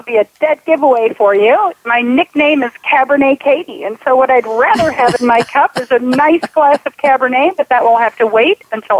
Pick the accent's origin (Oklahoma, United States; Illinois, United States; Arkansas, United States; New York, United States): Illinois, United States; Chicago; moved away as an adult; now in Houston, United States; hello everyone from beautiful Houston, Texas. So although this native Chicagoan has been a transplant down here for a little over 20 years